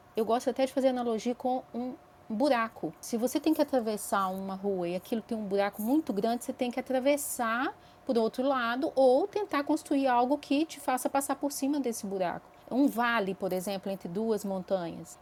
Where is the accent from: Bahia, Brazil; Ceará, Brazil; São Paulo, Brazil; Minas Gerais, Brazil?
Minas Gerais, Brazil; interior of; moved away as an adult; now in Belo Horizonte, Brazil; Eu sou mineirinha do interior de Minas, mas moro em Belo Horizonte há 22 anos